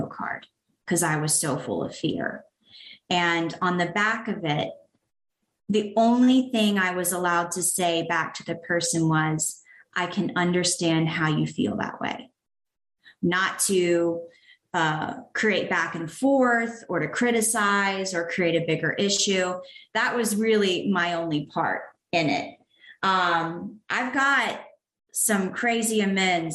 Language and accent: English; the South, United States; also born or lived in Canton, Georgia; I was raised in the South